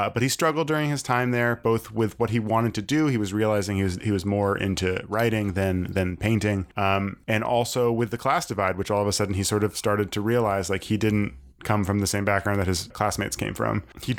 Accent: Maine, United States; now in Brooklyn, United States; I'm from Maine and I live in Brooklyn.

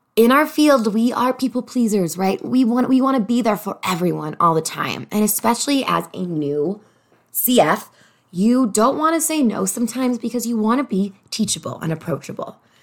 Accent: Chicago, Illinois, United States; moved away as an adult; also born or lived in Los Angeles; I'm from Chicago originally, and I moved to Los Angeles

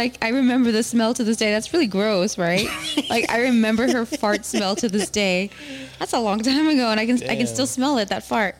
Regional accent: Laredo, Texas, United States; moved away; I'm from Laredo.

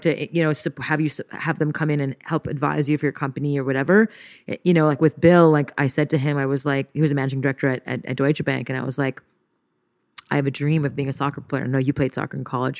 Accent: Montreal, Quebec, Canada; moved away; I grew up in Montreal, French Canada, to a Japanese mother and to an Indian father

